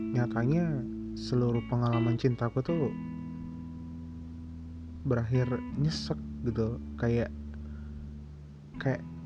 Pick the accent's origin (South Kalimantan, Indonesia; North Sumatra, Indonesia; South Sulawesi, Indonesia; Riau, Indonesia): North Sumatra, Indonesia; Medan; Sebelumnya kenalin dulu … Aku dari Medan.